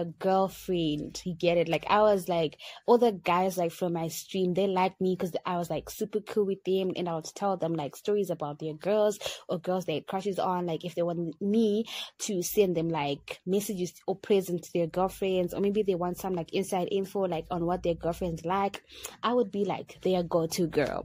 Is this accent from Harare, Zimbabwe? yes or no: yes; Harare, Zimbabwe; I am the girl from Harare